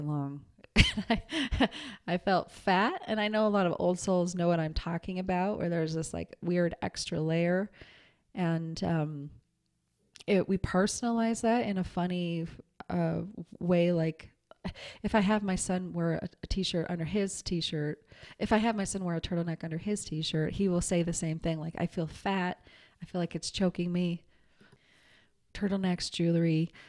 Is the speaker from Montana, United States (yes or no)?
yes; Montana, United States; I grew up in Montana.